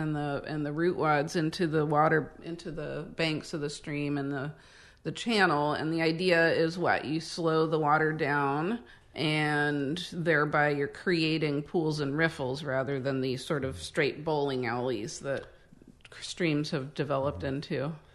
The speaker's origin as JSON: {"language": "English", "region": "Midwest", "country": "United States", "moved": "yes", "lives_now": "Northern California, United States", "said": "we are both from the Midwest where, you know, people growing up in the sixties and seventies"}